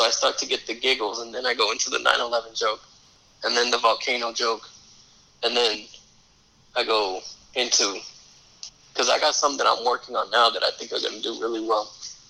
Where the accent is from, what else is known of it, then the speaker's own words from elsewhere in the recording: New York City, New York, United States; I'm from New York City, but I'm a Cowboys fan.